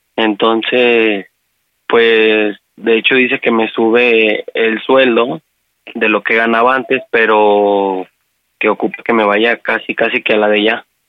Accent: Aguascalientes, Mexico; y ella, somos de Aguascalientes

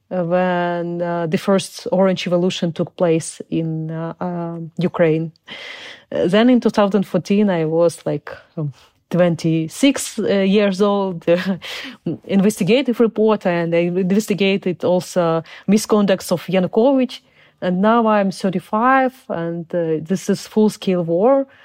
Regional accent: Uzbekistan; born there; English is a second language; also born or lived in Crimea; I was born in Soviet uh, Union. I was born in Uzbekistan, uh, and uh, because people of my nation were terribly deported by Stalin in order of Stalin

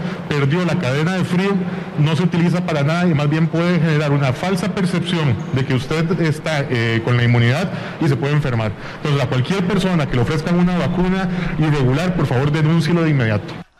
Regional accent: Honduras; mi gente de Honduras

